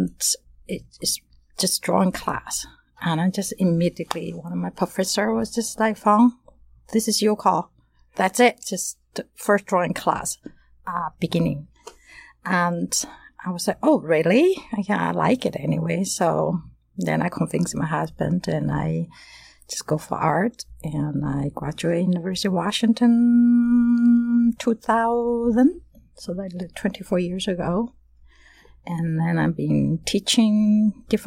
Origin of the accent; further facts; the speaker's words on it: Taiwan; moved away as an adult; now in United States; originally I'm from Taiwan